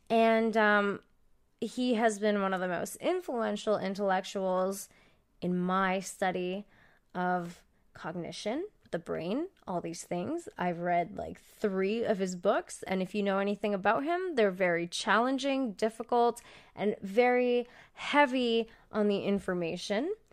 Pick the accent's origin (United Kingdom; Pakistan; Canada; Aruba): Canada; also born or lived in United States; Uh, I mean, I'm a pretty fucking cool Canadian, but that's because I'm barely Canadian. You know what I mean? I'm more, I'm more American. I grew up in America. I was in America every weekend.